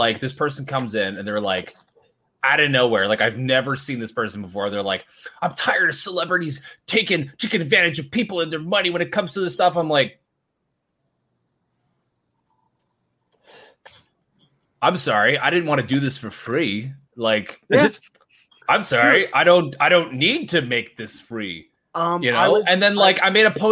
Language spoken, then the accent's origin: English; Canada; I am Canadian